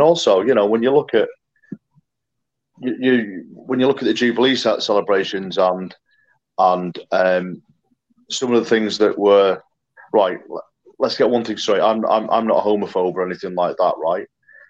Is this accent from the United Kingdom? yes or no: yes; United Kingdom; born or raised there